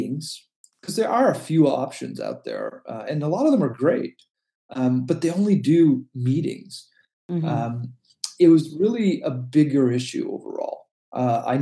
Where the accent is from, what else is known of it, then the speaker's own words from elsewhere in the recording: Canada; also born or lived in Silicon Valley; I am a Canadian